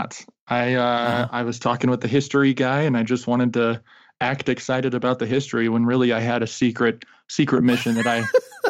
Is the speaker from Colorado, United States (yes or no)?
yes; Colorado, United States; I was born and raised here in Colorado at the foothills of the Rocky Mountains.